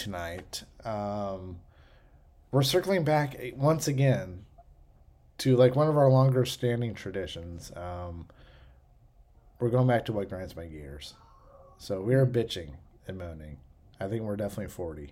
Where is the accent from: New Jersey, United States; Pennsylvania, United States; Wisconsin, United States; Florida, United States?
Pennsylvania, United States; Western; moved away; Growing up in Western Pennsylvania, people grew rhubarb in their gardens. I grew up with rhubarb pies